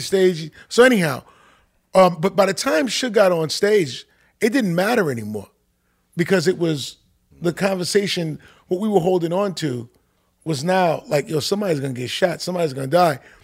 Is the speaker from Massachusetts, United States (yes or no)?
no; New York City, New York, United States; also born or lived in Manhattan; I spent m, my, my life in, in, in Queens, in Queens Village, um, right off of Jamaica, Jamaica, Queens